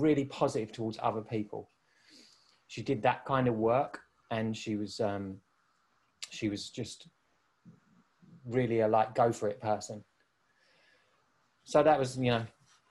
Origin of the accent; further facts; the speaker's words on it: Canvey Island, East of England, United Kingdom; when I was a little kid growing up in Essex, on Canvey Island in Essex